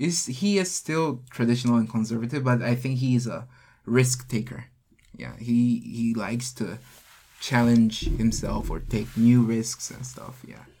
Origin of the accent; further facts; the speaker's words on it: Ghana; moved away as an adult; also born or lived in Jinhae, South Korea; now in South Korea; so I was born in Korea in a small city called Chinhae. I don't know if you know about it. It's a small city of the southern part. I lived there until I was 4, and I moved to Ghana. I lived there until I was 19, 20, and I came back to Korea.